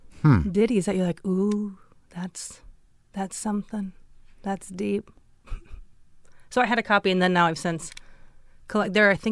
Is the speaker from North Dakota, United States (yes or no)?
yes; Fargo, North Dakota, United States; moved away; I grew up in Fargo, which is right on the border of Minnesota. And it's a thriving, I dare say, metropolis.